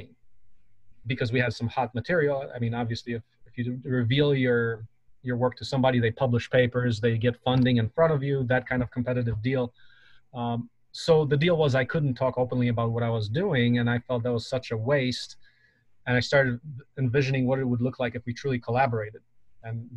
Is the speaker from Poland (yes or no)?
yes; Poland; now in United States; So I come from Poland and actually my grandmother was in a concentration camp.